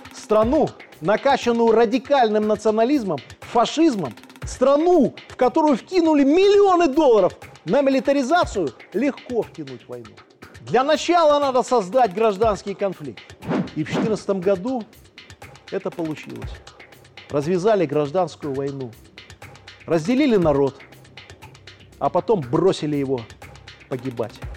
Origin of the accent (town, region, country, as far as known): Belarus